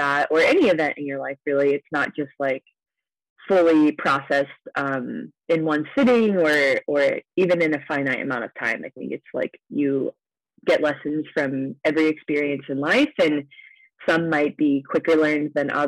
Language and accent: English; Ohio, United States; now in Las Vegas, United States; I grew up in Ohio